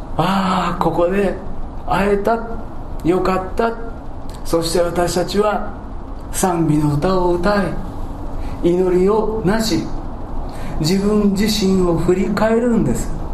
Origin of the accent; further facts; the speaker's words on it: Kansai, Japan; accent: Kansai dialect; 関西弁スイッチが入ってしまいましたけども